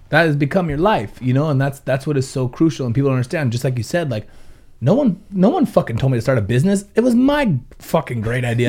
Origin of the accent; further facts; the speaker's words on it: Ventura, California, United States; born and raised in Ventura